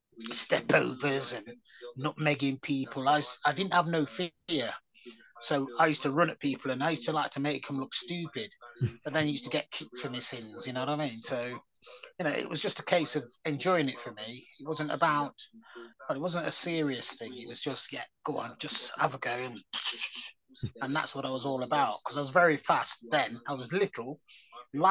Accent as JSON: {"language": "English", "town": "Nottingham", "region": "East Midlands", "country": "United Kingdom", "tie": "born or raised there", "said": "I grew up in Hyson Green"}